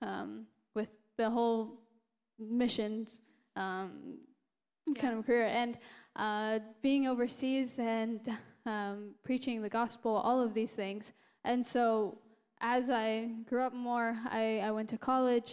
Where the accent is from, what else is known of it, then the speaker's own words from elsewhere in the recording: Glenwood, Iowa, United States; I am originally from Iowa as well, except the opposite side of Iowa. We're in the town of Glenwood, and it's, you know, very close to Omaha, Nebraska, right there on the border.